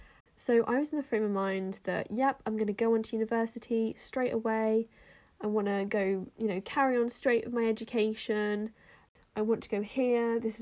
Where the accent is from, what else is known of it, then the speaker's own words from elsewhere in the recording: Austria; because I grew up in Austria and I used to be fluent in German